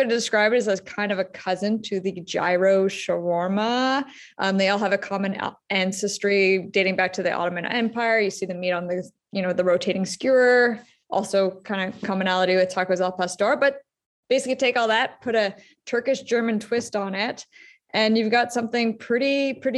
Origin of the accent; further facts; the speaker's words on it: Ottawa, Ontario, Canada; my hometown is Ottawa. I live here, Ottawa, Canada